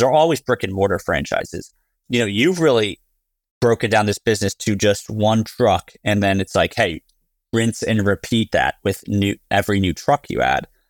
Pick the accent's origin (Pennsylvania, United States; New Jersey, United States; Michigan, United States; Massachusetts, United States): New Jersey, United States; I grew up in New Jersey